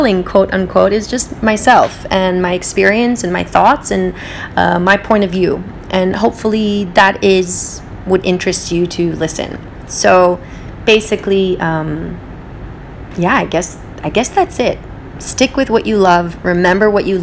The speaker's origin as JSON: {"language": "English", "region": "West Coast", "country": "United States", "tie": "born or raised there", "also_born_or_lived": "Israel", "moved": "yes", "lives_now": "New York, United States", "said": "I live in New York, I grew up on the West Coast, I lived in Israel"}